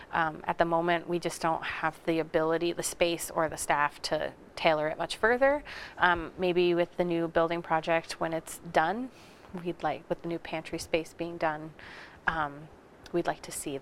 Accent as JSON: {"language": "English", "town": "Schenectady", "region": "New York", "country": "United States", "tie": "born or raised there", "moved": "as an adult", "lives_now": "Quincy, United States", "said": "I grew up in Schenectady area, which is like medium size."}